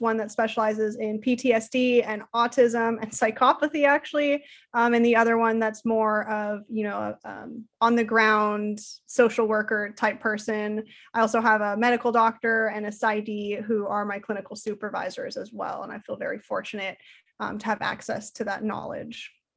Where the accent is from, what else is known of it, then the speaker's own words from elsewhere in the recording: Salem, Oregon, United States; also born or lived in Portland, Oregon; I was born and raised in Salem, Oregon